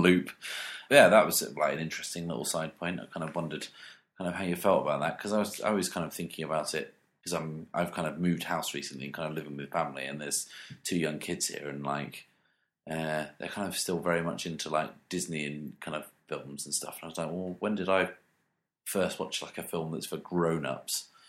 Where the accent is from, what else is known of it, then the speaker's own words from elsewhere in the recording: United Kingdom; being British